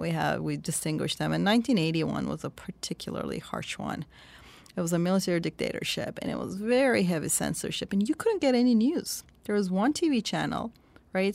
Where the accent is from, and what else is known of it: Turkey; born or raised there; moved away